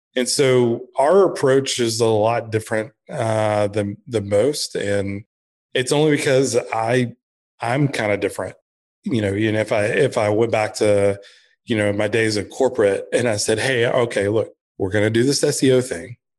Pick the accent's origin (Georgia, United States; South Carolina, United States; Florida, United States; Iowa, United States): Georgia, United States; Blue Ridge; also born or lived in Texas; I grew up in Blue Ridge, Georgia, in the mountains